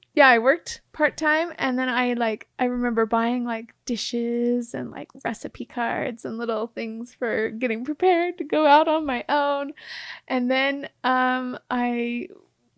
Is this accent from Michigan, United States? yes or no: no; Mount Pleasant, Utah, United States; the city where I grew up in Mount Pleasant